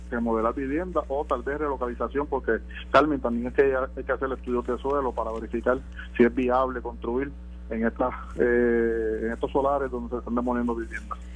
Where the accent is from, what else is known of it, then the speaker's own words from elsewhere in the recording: Guánica, Puerto Rico; nuestro pueblo de Guanica